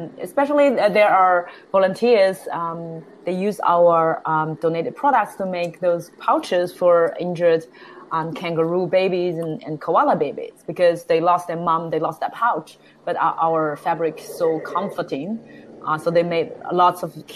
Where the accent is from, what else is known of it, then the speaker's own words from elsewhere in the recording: Shanghai, China; English is a second language; moved away as an adult; now in Melbourne, Australia; I was fortunate enough to born and raised in Shanghai